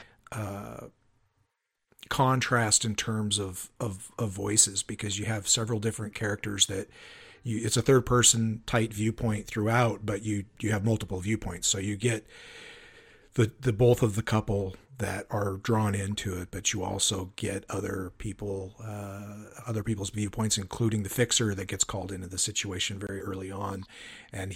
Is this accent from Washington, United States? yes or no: yes; Spokane, Washington, United States; accent: Pacific Northwest; now in Central Oregon, United States; I grew up in Spokane, Washington, and I'm living in Central Oregon now.